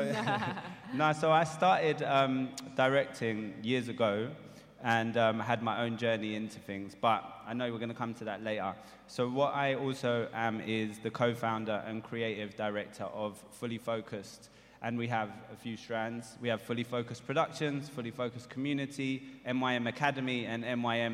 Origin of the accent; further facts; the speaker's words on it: London, United Kingdom; my own experiences as a youngster growing up in London